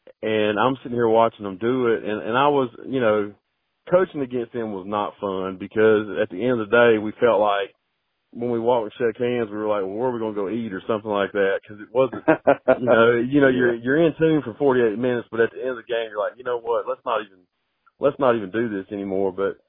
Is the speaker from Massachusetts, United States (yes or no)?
no; Macon, Georgia, United States; moved away as an adult; now in North Carolina, United States; I'm originally from Macon, Georgia, and I started my coaching career there